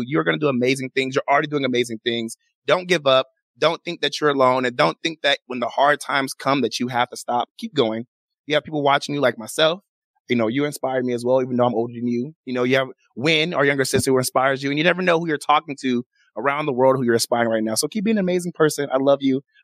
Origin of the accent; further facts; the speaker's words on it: Chicago, Illinois, United States; now in Las Vegas, United States; we're all from Chicago